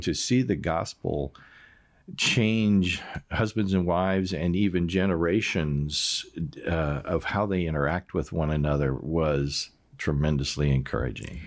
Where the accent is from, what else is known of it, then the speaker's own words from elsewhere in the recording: United States; moved away as an adult; now in Austria; I had an accent and found out I was from America